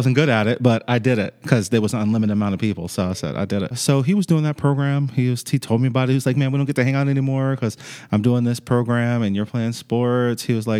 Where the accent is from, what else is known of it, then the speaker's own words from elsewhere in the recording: New York City, New York, United States; also born or lived in Chesapeake, Virginia; So I'm actually originally from New York City, from the Bronx. And when I moved to Virginia, I moved to Chesapeake, Virginia.